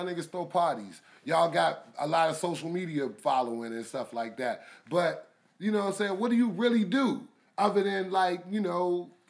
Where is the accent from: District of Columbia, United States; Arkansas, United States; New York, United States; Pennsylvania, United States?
District of Columbia, United States; Washington; I'm from Northeast/Northwest DC.